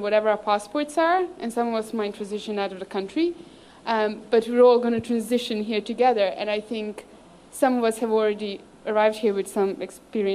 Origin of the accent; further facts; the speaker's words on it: Serbia; now in United Kingdom; I didn't actually grow up in Serbia, I grew up in Yugoslavia